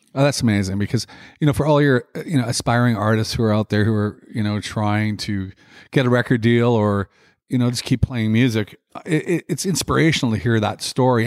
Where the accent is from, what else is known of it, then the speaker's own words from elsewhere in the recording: Regina, Saskatchewan, Canada; in Regina, which is my hometown.